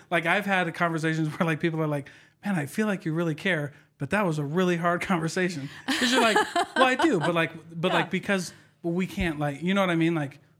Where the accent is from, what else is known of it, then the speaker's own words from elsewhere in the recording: Iowa, United States; Like, I'm from Iowa, so we heard all of the Utah stuff, right?